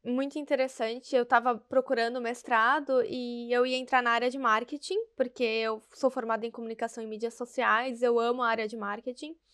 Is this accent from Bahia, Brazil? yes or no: yes; Salvador, Bahia, Brazil; moved away as an adult; also born or lived in São Paulo; sou nordestina, não tenho mais o sotaque, mas eu nasci em Salvador, na Bahia, morei lá até o que, uns nove anos, depois eu me mudei para São Paulo